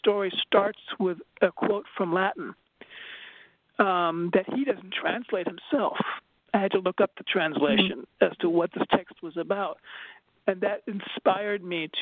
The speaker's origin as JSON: {"language": "English", "region": "Berlin", "country": "Germany", "tie": "born or raised there", "moved": "yes", "said": "I grew up in Berlin, Germany"}